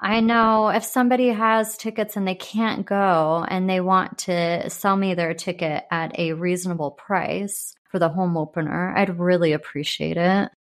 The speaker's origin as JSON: {"language": "English", "town": "San Diego", "region": "California", "country": "United States", "tie": "born or raised there", "also_born_or_lived": "Arizona", "moved": "yes", "lives_now": "Kansas City, United States", "said": "I grew up in San Diego"}